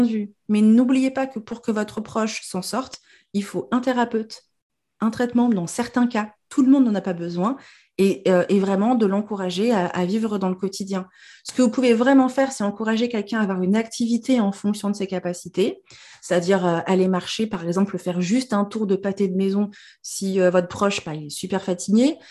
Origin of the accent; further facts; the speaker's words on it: Normandy, France; je suis normande de base et que j'ai jamais vécu en Afrique